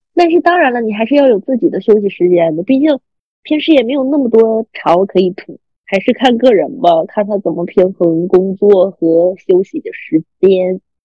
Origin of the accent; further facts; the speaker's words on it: Northeast China, China; moved away; 那个暑假我也会东北了